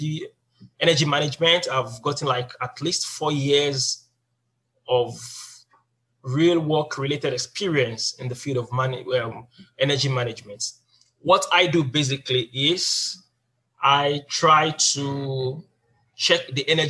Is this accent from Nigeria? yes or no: yes; Nigeria; moved away as an adult; now in South Korea; I'm from Nigeria